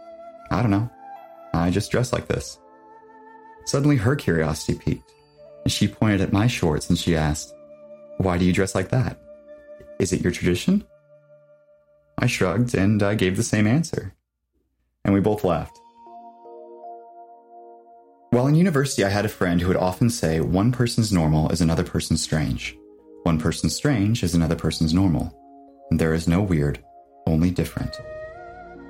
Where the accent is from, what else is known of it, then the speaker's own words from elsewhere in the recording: Nebraska, United States; my hometown in Nebraska